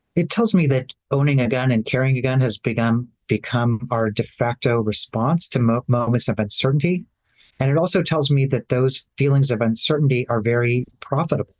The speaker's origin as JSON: {"language": "English", "town": "Nashville", "region": "Tennessee", "country": "United States", "tie": "born or raised there", "said": "my hometown of Nashville, Tennessee"}